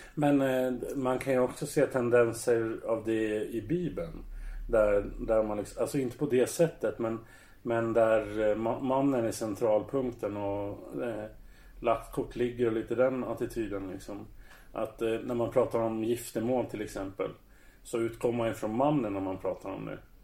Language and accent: Swedish; Södertälje, Stockholm County, Sweden; jag är uppväxt bland dem i Södertälje